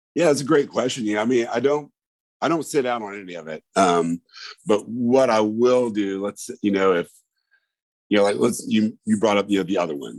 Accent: Indiana, United States; now in Memphis, United States; I'm originally from Indiana, moved down here in 2000

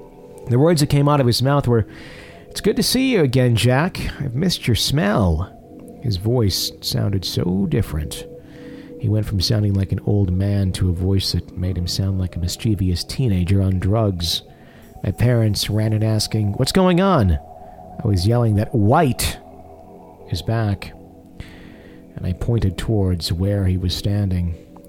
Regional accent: Johannesburg, Gauteng, South Africa; As a child, I was growing up in Johannesburg, South Africa, with my parents.

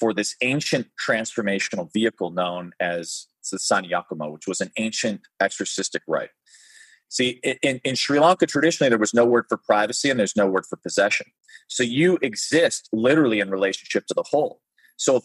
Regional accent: Chicago, Illinois, United States; I grew up in Chicago

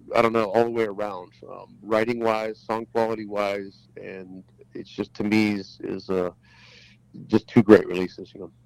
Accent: Pittsburgh, Pennsylvania, United States; moved away; "Where are you from again?" I go, "Pittsburgh."

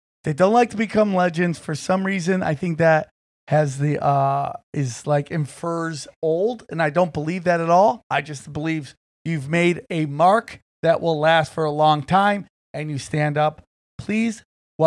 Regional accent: Niagara Falls, New York, United States; moved away; I was born in Niagara Falls

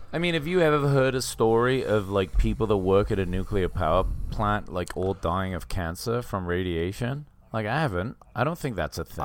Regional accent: England, United Kingdom; growing up in England

